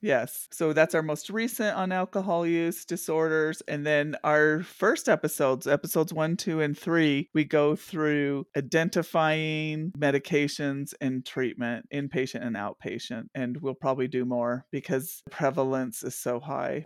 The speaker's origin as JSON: {"language": "English", "region": "Intermountain West", "country": "United States", "tie": "born or raised there", "also_born_or_lived": "East Coast", "said": "we're the intermountain on West, and I grew up mostly in this area"}